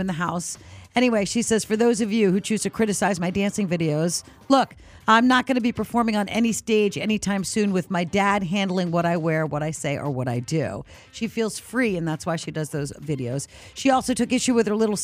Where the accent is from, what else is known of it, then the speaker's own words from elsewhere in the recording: New Hampshire, United States; we grew up in New Hampshire on the ocean